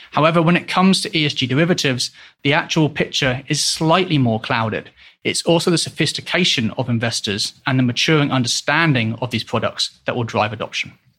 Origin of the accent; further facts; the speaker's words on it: England, United Kingdom; moved away as an adult; also born or lived in Hong Kong; now in Switzerland; originally I am from England, but I've left the country in two thousand and twelve to live in both Hong Kong and Switzerland.